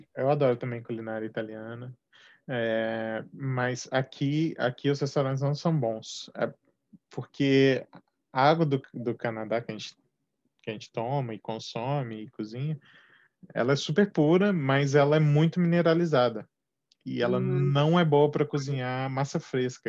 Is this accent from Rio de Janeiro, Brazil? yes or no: no; Minas Gerais, Brazil; moved away as an adult; also born or lived in São Paulo; mudei de Minas para São Paulo, sou mineiro de nascimento